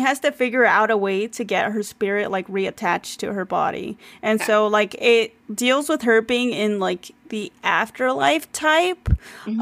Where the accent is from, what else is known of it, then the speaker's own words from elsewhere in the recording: United States; as an American reader